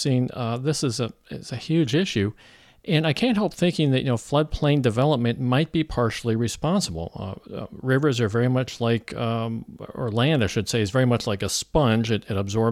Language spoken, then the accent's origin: English; Missouri, United States; moved away; also born or lived in California; I moved into Missouri from California after living out there for almost 30 years. Originally from Missouri, now I'm back